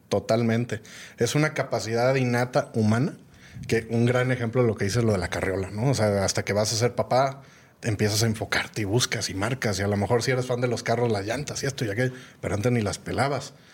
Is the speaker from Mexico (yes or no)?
yes; Guadalajara, Jalisco, Mexico; moved away as an adult; also born or lived in Mexico City / Mali / Burkina Faso / Senegal; yo ya estaba viviendo en Ciudad de México, soy de Guadalajara, me encanta Guadalajara